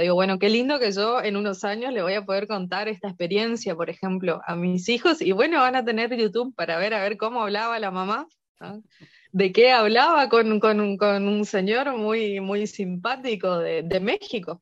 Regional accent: Misiones, Argentina; accent: not porteño; Yo soy de Argentina, eh, soy de, una zona limítrofe, estoy hacia un lado, estoy a 50 kilómetros de Brasil y hacia el otro lado estoy a 50 kilómetros de Paraguay

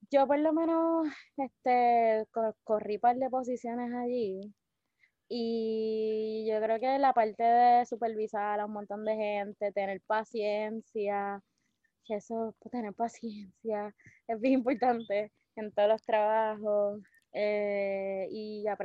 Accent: Naguabo, Puerto Rico; de Nahuabo, Puerto Rico, para el mundo.

